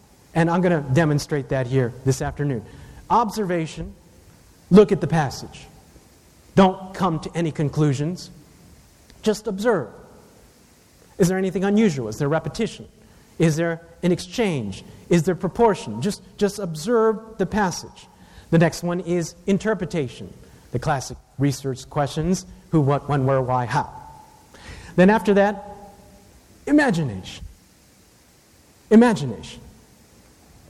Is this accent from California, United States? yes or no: no; Takoma Park, Maryland, United States; even though I'm Asian, I was born in the West, Tacoma Park, Maryland